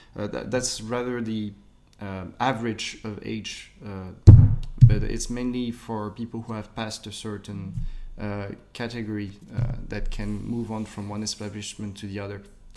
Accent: Bourgoin-Jallieu, Auvergne-Rhône-Alpes, France; English is a second language; also born or lived in Lyon; I was born in Lyon, but I was raised in... I lived in two different homes at a time. So again, it's cities that people won't remember. But one city is called Bourgoin-Jallieu.

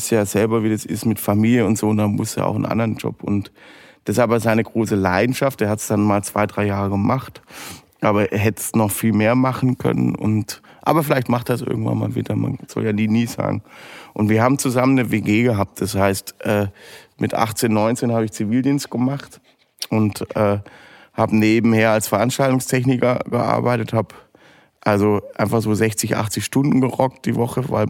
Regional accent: Southern Germany, Germany; Also ich bin äh, in Weinbergen aufgewachsen, das heißt bei uns hinterm Haus in Süddeutschland gab es äh, Weinberg

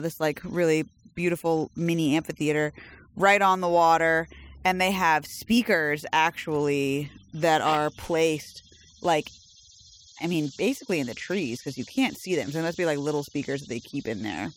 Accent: United States; we were born here in this country

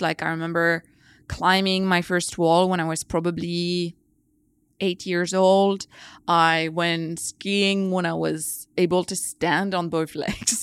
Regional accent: France; moved away; I grew up in the French countryside, surrounded by nature.

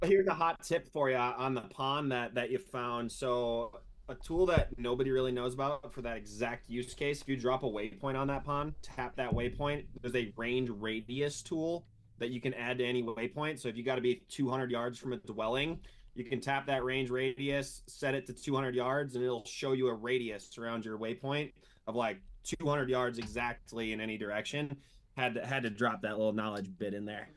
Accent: Wisconsin, United States; moved away as an adult; also born or lived in Ames, Iowa; I was from Wisconsin

